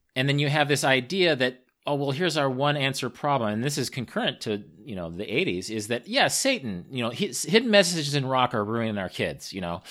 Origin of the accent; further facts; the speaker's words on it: Kansas, United States; I'm from Kansas